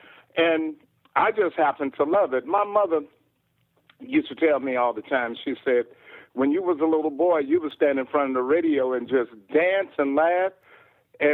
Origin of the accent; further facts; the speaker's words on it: Houston, Texas, United States; I'm from Houston, Texas